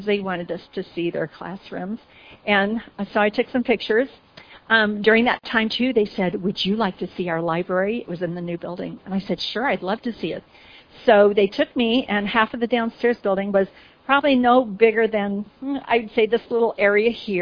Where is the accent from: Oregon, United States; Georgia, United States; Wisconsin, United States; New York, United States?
Oregon, United States; I'm from Oregon